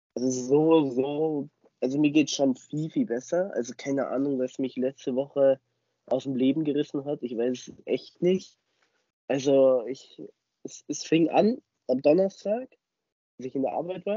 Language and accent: German; Starnberg, Bavaria, Germany; bei uns in Starnberg